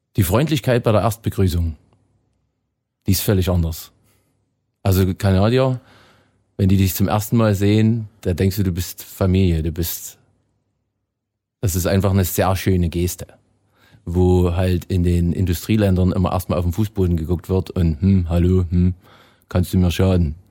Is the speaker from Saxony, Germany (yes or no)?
yes; Erzgebirge, Saxony, Germany; moved away as an adult; now in Canada; wir waren 300 Meter unter meiner Heimatstadt